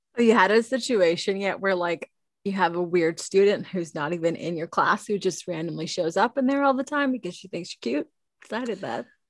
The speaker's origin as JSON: {"language": "English", "country": "Canada", "said": "I'm Canadian"}